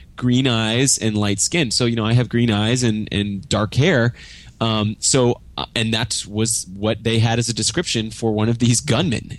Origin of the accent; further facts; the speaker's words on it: Grapevine, Texas, United States; also born or lived in Kansas City / Austin / Los Angeles; now in Dallas, United States; moved to Grapevine. And so I, I spent most of my childhood in Grapevine